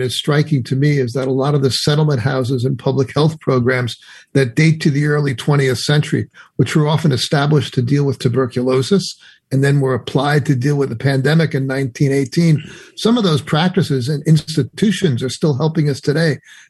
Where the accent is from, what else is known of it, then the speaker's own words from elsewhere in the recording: North Jersey suburbs, New Jersey, United States; also born or lived in Bronx, New York; I was born in the Bronx, but I grew up in the North Jersey suburbs, and my parents were both New Yorkers